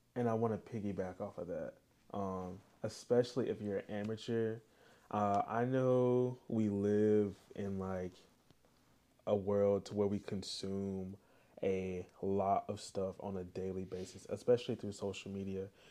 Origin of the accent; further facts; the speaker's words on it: the South, United States; we're from the South